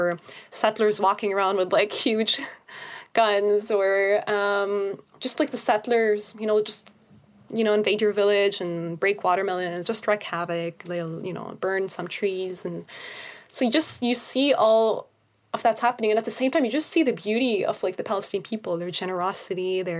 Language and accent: English; Canada; now it's hard to see it as a Canadian because this new law